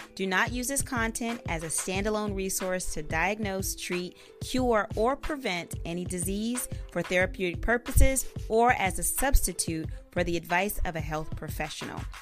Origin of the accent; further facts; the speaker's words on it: Oklahoma, United States; now in California, United States; I'm from Oklahoma